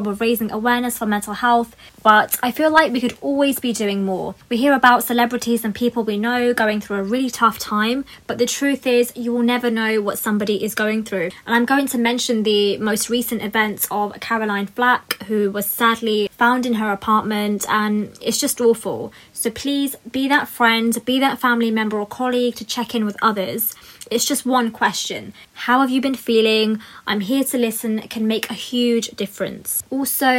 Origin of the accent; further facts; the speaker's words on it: United Kingdom; a British Asian woman myself